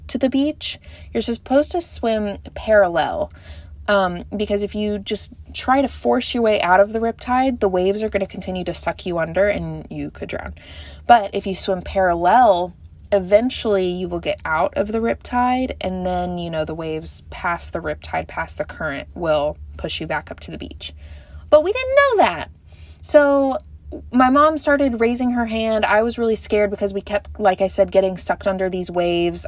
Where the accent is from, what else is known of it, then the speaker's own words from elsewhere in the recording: Texas, United States; I'm from Texas